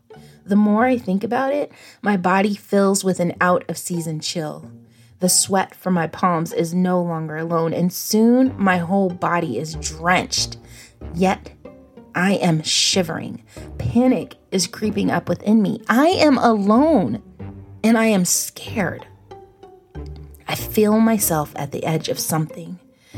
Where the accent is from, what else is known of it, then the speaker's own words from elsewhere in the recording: Salem, Virginia, United States; I know my hometown, Salem, Virginia, like the back of my hand. I have been pushed around in a stroller here, took my first steps here, rode my first bike here.